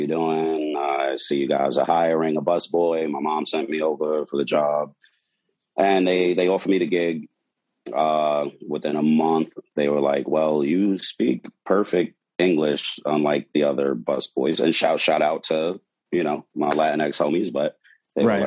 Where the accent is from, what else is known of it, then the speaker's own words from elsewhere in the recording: New York City, New York, United States; back when I was about 16, you know, growing up in Brooklyn